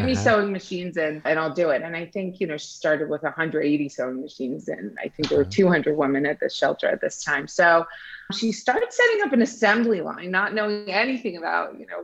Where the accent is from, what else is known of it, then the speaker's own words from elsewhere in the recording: United States; also born or lived in Iran; I immigrated to the US around the age of 7